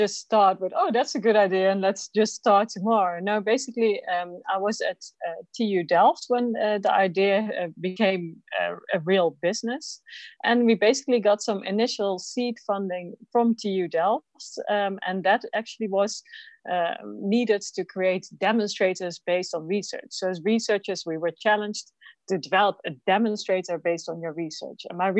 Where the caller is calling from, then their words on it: Lund, Skåne, Sweden; I'm calling in from Lund University, Sweden today.